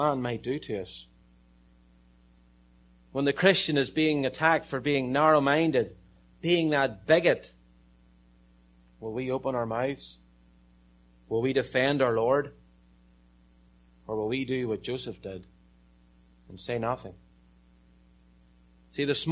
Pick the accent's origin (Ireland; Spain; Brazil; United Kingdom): Ireland; I'm from Ireland